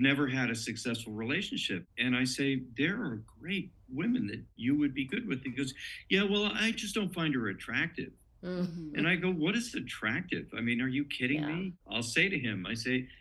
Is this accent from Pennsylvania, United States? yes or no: no; San Francisco, California, United States; San Francisco, which I have a lot because it's my hometown